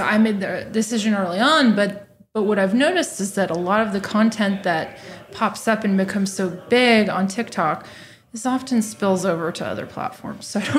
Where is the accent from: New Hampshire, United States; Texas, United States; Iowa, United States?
Texas, United States; Austin; moved away as an adult; also born or lived in New York / Silicon Valley; I went to University of Texas. I'm from Austin. Left to go to New York and then Silicon Valley for years, 13 years.